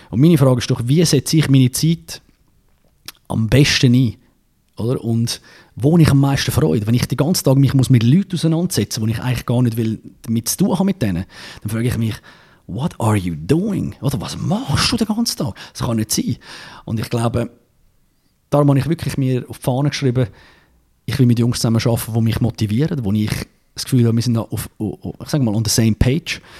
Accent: Zurich, Switzerland; ich bin Zürcher, als Zürcher darfst du ein bisschen arrogant sein

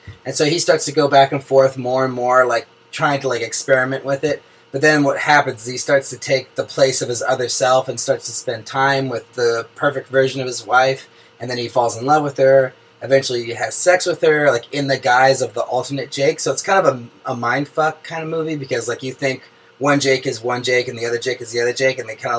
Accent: Oakland, California, United States; Just a little background on me first. I'm a filmmaker from Oakland, California.

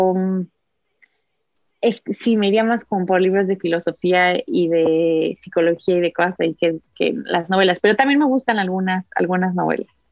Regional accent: Mexico; moved away; also born or lived in Uzbekistan; soy de México

